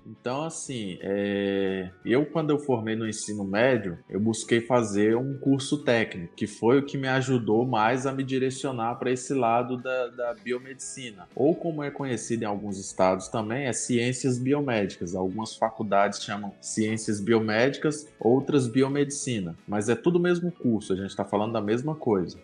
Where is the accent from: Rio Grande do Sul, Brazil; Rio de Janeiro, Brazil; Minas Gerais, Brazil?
Minas Gerais, Brazil; accent: mix of mineiro and baiano; moved away as an adult; now in Limeira, Brazil; eu sou de, sou de Minas Gerais, nascido em Minas Gerais, vivi lá 30 anos da minha vida